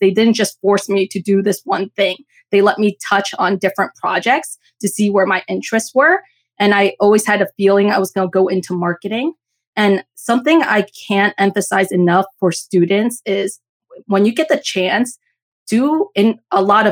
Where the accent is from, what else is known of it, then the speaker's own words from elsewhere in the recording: New Jersey, United States; I was born and raised in New Jersey